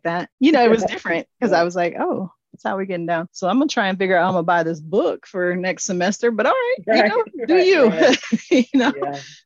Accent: Midwest, United States; I grew up in the Midwest

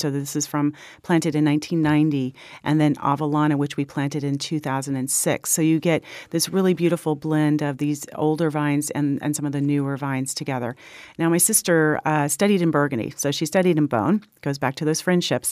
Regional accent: Willamette Valley, Oregon, United States; also born or lived in Los Gatos, California; I was born in Los Gatos, and um, my little sister and my little uh, my older brother and I were sort of packed along in the station wagon as we headed north, and we found ourselves in the Willamette Valley in 1969

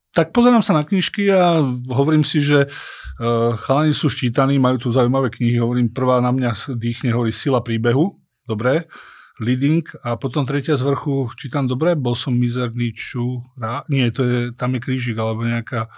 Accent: Dolná Súča, Trenčín Region, Slovakia; moved away; som z dediny z Dolnej Súče, eh, pristahoval som sa do nejakého stredného mesta Trenčína

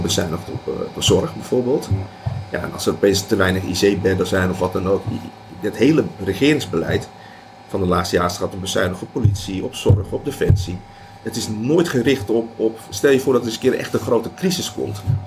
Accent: Netherlands

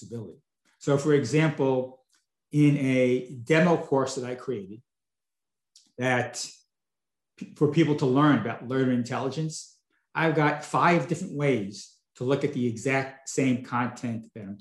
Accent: Long Island, New York, United States; also born or lived in Brooklyn, New York; now in Palm Beach, United States; I was born in Brooklyn. I grew up most of my younger life on Long Island. And then moved down here to Florida.

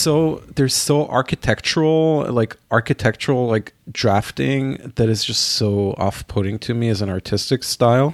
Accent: Israel; now in New York, United States; growing up in my hometown in Israel

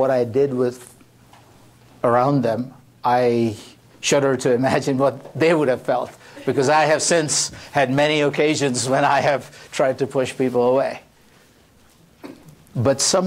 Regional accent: Delhi, India; moved away as an adult; now in United States; born and brought up in Delhi

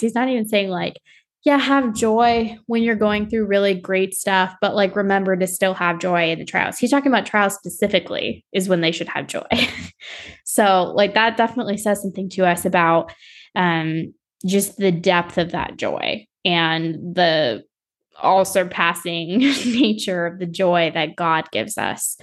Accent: South Florida, United States; I grew up in South Florida, so we were, like, by Miami

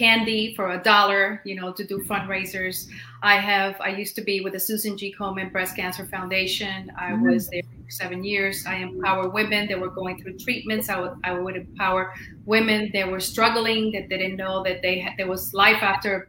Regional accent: Miami, Florida, United States; also born or lived in Cuba; I was born in Cuba, was raised in Miami

